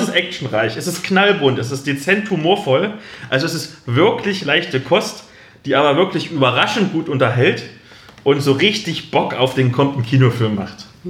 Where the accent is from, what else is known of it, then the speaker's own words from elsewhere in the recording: Halle, Saxony-Anhalt, Germany; moved away; dem Plattenbau statt, aus dem ich komme, in dem ich gewohnt habe